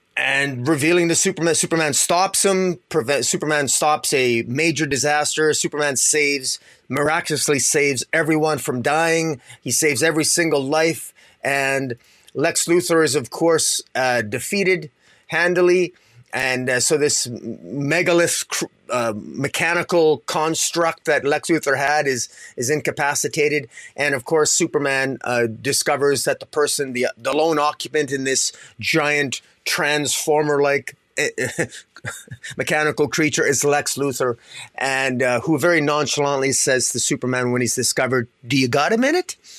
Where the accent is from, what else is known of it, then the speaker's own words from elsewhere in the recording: Canada; I'm Canadian